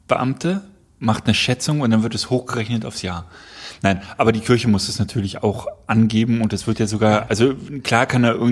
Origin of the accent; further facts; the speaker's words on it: North Rhine-Westphalia, Germany; Im da wo ich groß geworden bin, im, im Westfalen. Ostwestfälischen.